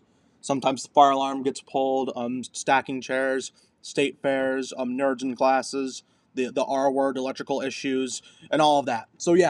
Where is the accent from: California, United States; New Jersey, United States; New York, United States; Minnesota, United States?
Minnesota, United States; Answer, I love my home state of Minnesota, to be completely honest.